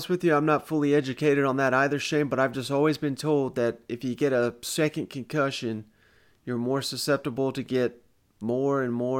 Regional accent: East Tennessee, United States; Growing up in East Tennessee, we know all about the FAA here.

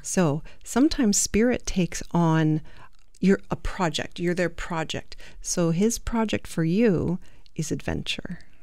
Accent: England, United Kingdom; I'm English. Well, I'm half Italian

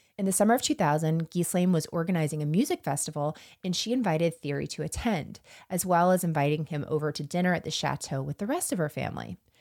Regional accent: United States; I am from the North Florida, South Georgia region

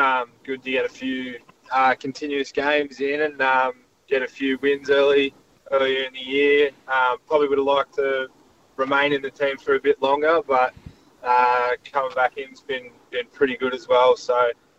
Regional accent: Wagga Wagga, New South Wales, Australia; also born or lived in Queensland; now in Adelaide, Australia; growing up in Wagga Wagga

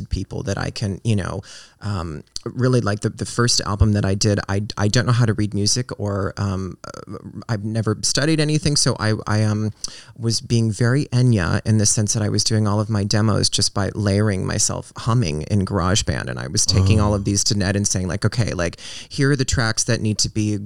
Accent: Reno, Nevada, United States; I grew up in Reno

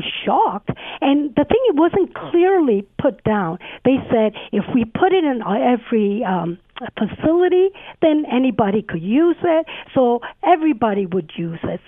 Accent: Sicily, Italy; moved away; I was born in Sicily, and I don't come from a privileged background. My parents immigrated

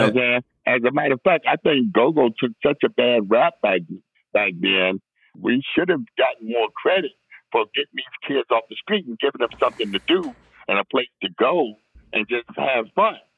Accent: Washington, District of Columbia, United States; I grew up in Northwest, you know, from like an infant on up to about 11. And from 11 on, we moved to Southeast

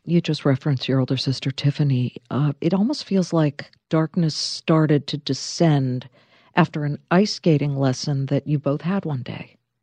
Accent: Beverly Hills, California, United States; downtown Beverly Hills, my hometown

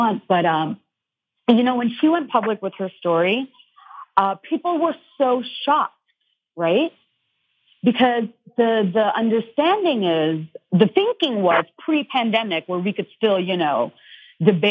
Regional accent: Dhaka, Dhaka Division, Bangladesh; moved away; I grew up in Bangladesh, which is Dhaka, Bangladesh

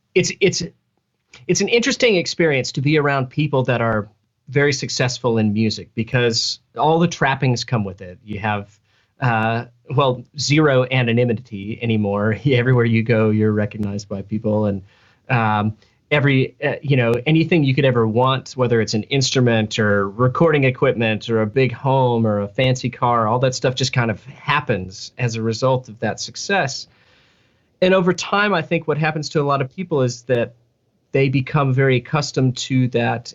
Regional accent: Fort Worth, Texas, United States; moved away as an adult; now in Nashville, United States; I uh, was born and raised in Fort Worth, Texas, which is um, North Texas

